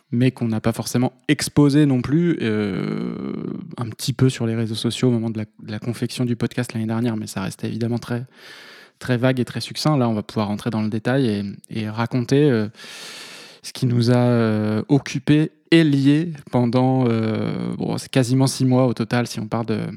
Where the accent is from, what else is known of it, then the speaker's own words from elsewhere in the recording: Vendée, Pays de la Loire, France; moved away as an adult; also born or lived in Toulouse; now in Paris, France; j'ai travaillé un petit peu en Vendée parce que je suis originaire de Vendée